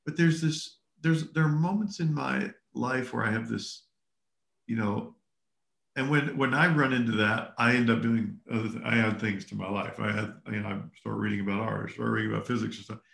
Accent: the South, United States; also born or lived in Texas / Kentucky; I grew up in the South

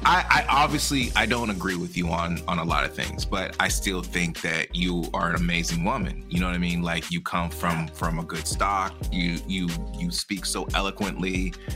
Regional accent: United States; I am Black American, meaning my family was here my grandfathers and whatever fought in every single war

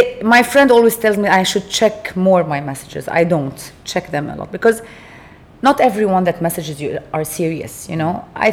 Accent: Beirut, Beirut Governorate, Lebanon; moved away as an adult; I was raised in Lebanon, in Beirut, and during the Civil War.

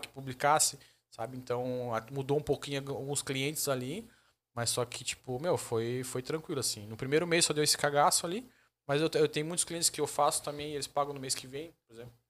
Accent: Joinville, Santa Catarina, Brazil; Mas eu sou de Joinville mesmo, da Zona Sul

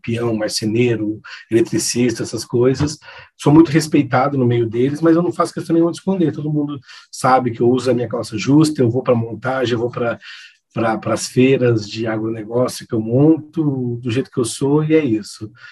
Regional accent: Campo Grande, Mato Grosso do Sul, Brazil; moved away as an adult; also born or lived in Assis, São Paulo; now in São Paulo, Brazil; nasci em Assis, interior de São Paulo, mas passei a minha infância e juventude toda em Campo Grande, Mato Grosso do Sul

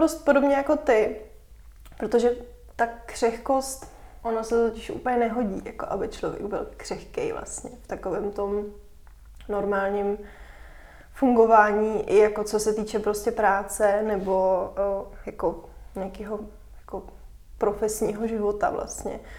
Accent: Moravia, Czechia; jsem vlastně jako z Moravy

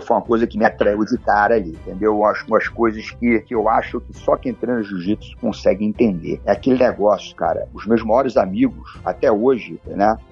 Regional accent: Rio de Janeiro, Brazil; eu sou um, um, um garoto nascido e criado no Rio de Janeiro, de pais e mães cariocas, então sou um, um verdadeiro carioca da gema

